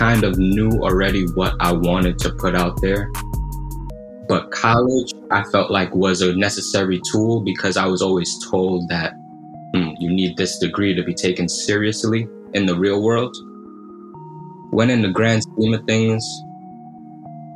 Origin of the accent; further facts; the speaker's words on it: New York City, New York, United States; growing up in Brooklyn, you experience a lot very early